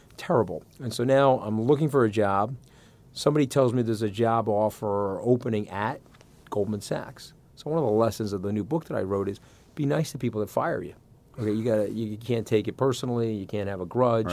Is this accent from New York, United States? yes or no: yes; Long Island, New York, United States; also born or lived in Port Washington; I grew up on Long Island